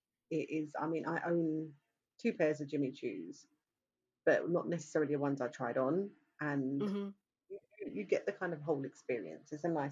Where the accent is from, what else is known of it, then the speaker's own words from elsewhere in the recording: London, United Kingdom; even though I'm from London